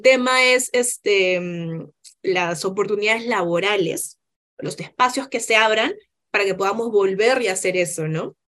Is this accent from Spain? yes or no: no; Peru; now in Chile; somos diversos, somos peruanos